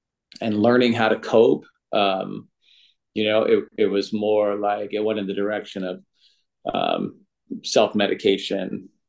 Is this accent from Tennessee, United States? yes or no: no; Oakland, California, United States; Yeah, I'm from Oakland.